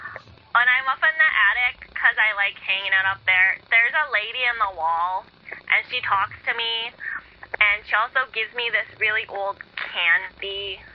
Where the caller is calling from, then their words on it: Bronx, New York, United States; I'm from the Bronx.